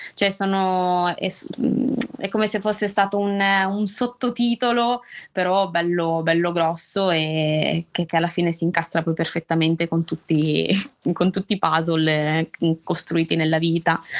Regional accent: Albenga, Liguria, Italy; ho 29 anni, vengo da Albenga, un paese in provincia, una città, non paese, in provincia di, di Savona

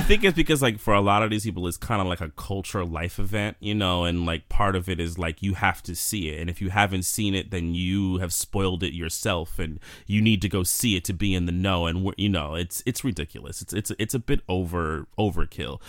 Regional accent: New York City, New York, United States; now in Jersey City, United States; I'm born and raised in New York. Still live here.

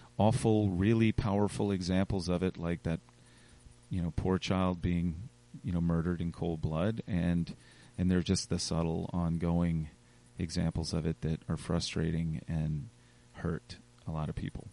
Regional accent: Richmond, Virginia, United States; I love this town. I'm from this town

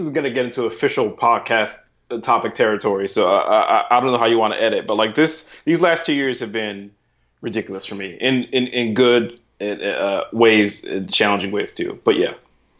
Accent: Brooklyn, Long Island, New York, United States; Brooklyn, born and bred, you know, was born there to two immigrant parents. You know, my parents are Haitian. My mom's not around anymore. But yeah, so grew up in Brooklyn until I was 10. Then my mom moved us out to Long Island.

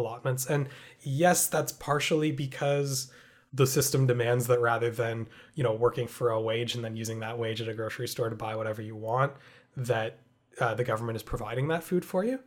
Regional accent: Canada; as a Canadian having grown up in a country where it's never been an issue for me

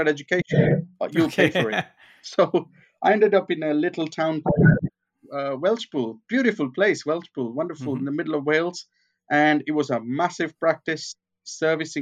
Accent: Kenya; moved away; I grew up in Kenya

